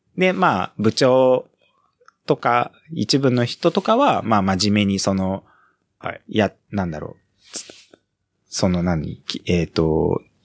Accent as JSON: {"language": "Japanese", "town": "Ichikawa", "region": "Chiba", "country": "Japan", "tie": "born or raised there", "also_born_or_lived": "Kamata, Ota, Tokyo / Osaka", "moved": "yes", "said": "千葉の市川市の方に、えっ、ー、と、移って、はい、幼稚園はずっと、だ千葉、で育っ"}